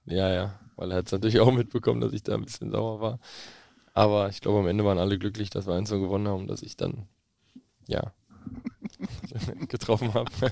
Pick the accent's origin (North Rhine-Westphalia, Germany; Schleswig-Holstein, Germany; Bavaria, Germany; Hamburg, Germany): North Rhine-Westphalia, Germany; Bochum; also born or lived in Witten; ich bin Bochumer Junge